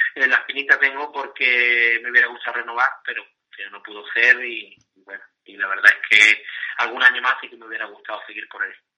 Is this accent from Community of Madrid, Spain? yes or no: no; Cádiz, Andalusia, Spain; como gaditano y cadista